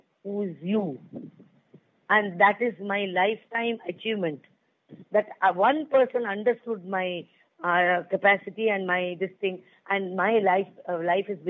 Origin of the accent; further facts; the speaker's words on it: Pune, Maharashtra, India; I was born and brought up in Pune